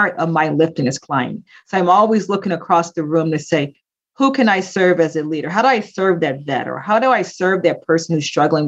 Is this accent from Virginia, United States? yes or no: no; Philadelphia, Pennsylvania, United States; I grew up in Philadelphia, grew up in the late 60s, early the 70s and the 80s